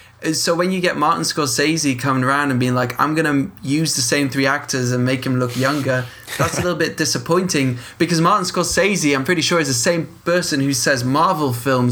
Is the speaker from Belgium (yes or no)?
yes; Leuven, Flanders, Belgium